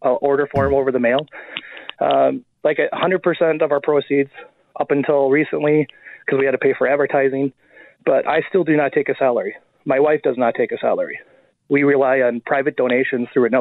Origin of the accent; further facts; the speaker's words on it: Wisconsin, United States; moved away as an adult; also born or lived in Minneapolis; I grew up in Wisconsin, and I didn't have really any family